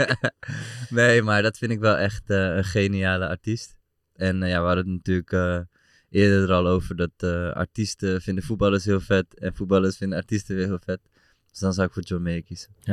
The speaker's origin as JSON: {"language": "Dutch", "town": "Amsterdam", "region": "North Holland", "country": "Netherlands", "moved": "as an adult", "lives_now": "Deventer, Netherlands", "said": "ik kom uit Amsterdam natuurlijk oorspronkelijk."}